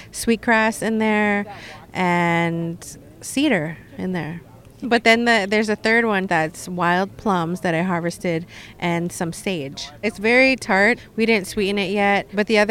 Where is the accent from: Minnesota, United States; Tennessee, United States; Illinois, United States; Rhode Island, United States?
Minnesota, United States; Red Lake Nation; I am from the Red Lake Nation